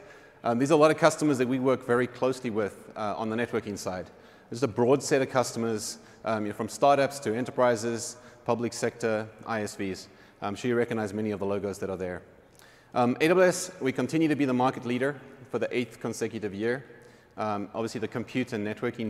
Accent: Cape Town, Western Cape, South Africa; Cape Town, which is my hometown

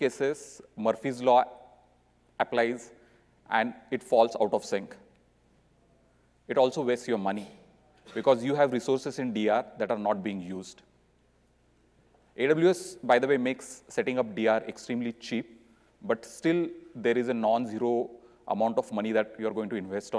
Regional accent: Mumbai, Maharashtra, India; I'm from Mumbai, India.

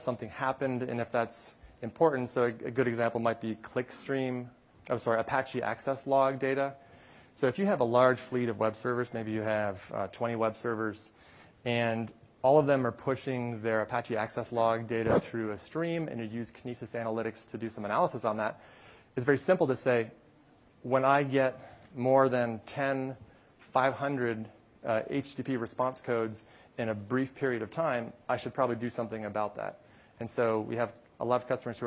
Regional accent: Canada; I am from Canada, so I enjoy hockey.

